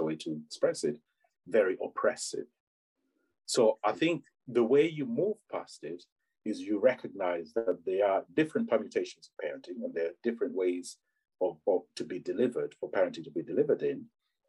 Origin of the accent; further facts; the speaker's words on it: Uganda; now in England; I'm from Uganda originally